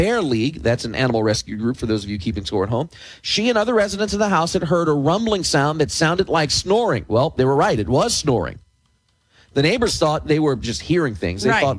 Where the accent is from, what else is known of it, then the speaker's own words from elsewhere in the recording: New Jersey, United States; I'm from New Jersey. We don't see goats.